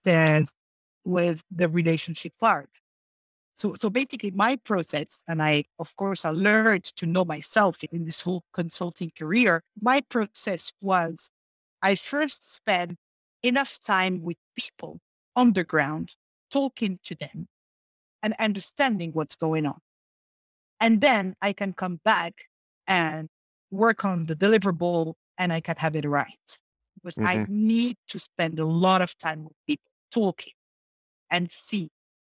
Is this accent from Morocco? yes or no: yes; Morocco; moved away as an adult; I left Morocco as my home country